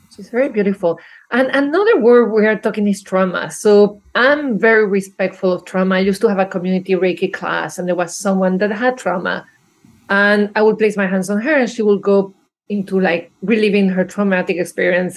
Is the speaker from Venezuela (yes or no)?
yes; Venezuela; moved away; I grew up probably in Venezuela